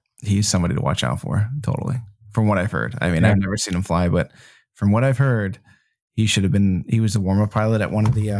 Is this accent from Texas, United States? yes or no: no; New Jersey, United States; I'm from New Jersey and I love Carbone 101.